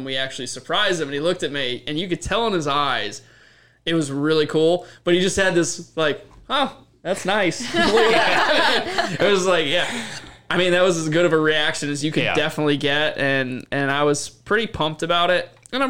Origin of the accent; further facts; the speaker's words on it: Northeast, United States; I'm from the Northeast. I race modifieds.